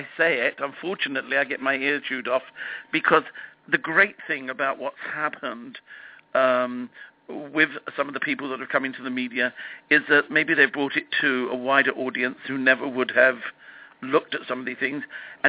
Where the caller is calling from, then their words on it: Los Angeles, California, United States; I'm phoning you from Los Angeles.